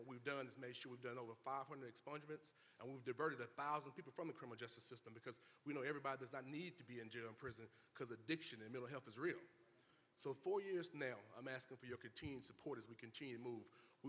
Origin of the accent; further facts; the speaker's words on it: Terry, Mississippi, United States; I was a kid from Terry, Mississippi, that went to the I Love Jackson State, that went to Howard University School of Law, and came back here